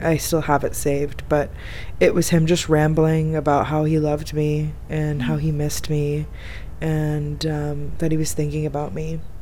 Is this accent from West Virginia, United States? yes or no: no; Florida, United States; moved away as an adult; now in Egypt; I'm from Florida